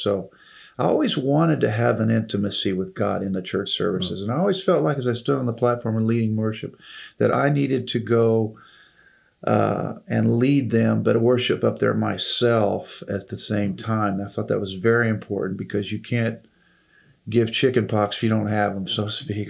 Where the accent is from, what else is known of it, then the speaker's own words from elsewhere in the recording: Taylorville, Illinois, United States; moved away as an adult; also born or lived in Springfield, Missouri / Decatur, Illinois; which was just 30 miles from my hometown of Taylorville